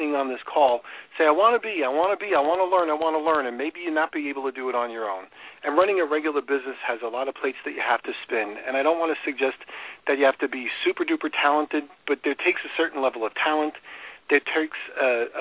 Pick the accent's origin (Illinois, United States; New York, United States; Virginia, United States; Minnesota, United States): New York, United States; moved away as an adult; also born or lived in Chicago; now in Florida, United States; I grew up in New York